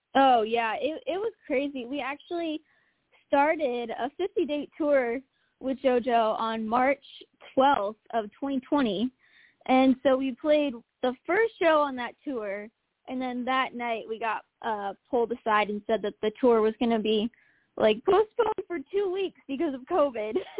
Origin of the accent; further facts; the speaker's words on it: Omaha, Nebraska, United States; moved away as an adult; now in Nashville, United States; my hometown of Omaha, Nebraska.